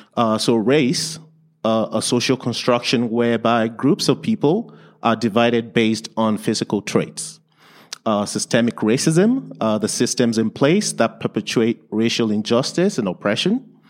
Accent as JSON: {"language": "English", "country": "Nigeria", "tie": "born or raised there", "also_born_or_lived": "England", "second_language": "English", "moved": "yes", "lives_now": "Lethbridge, Canada", "said": "I was born and raised in, in Nigeria."}